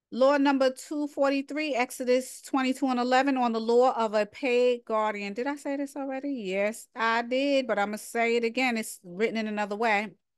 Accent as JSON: {"language": "English", "region": "New York", "country": "United States", "accent": "New York", "said": "my New York accent"}